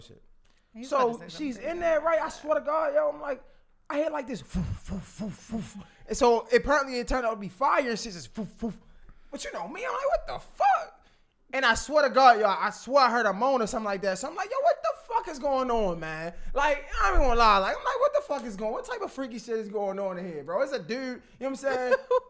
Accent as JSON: {"language": "English", "town": "Baltimore", "region": "Maryland", "country": "United States", "said": "So I'm from Baltimore. If you from Baltimore, anything outside of Baltimore but not D.C. in between is PG County."}